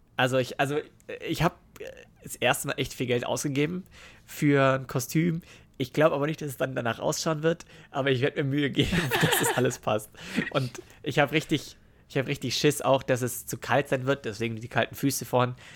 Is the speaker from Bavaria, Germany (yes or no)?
yes; Starnberg, Bavaria, Germany; ich bin in Starnberg geboren